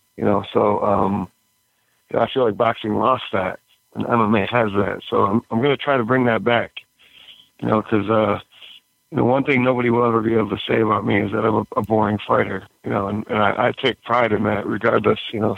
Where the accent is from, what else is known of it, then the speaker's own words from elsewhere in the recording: Royal Oak, Michigan, United States; I'm from Royal Oak originally.